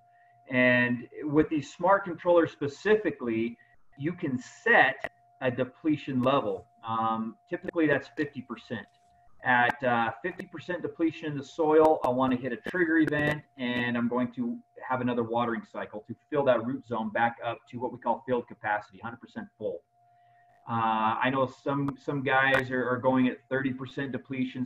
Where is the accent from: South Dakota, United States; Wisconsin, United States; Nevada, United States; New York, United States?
Nevada, United States; Las Vegas; I native Nevada and love my hometown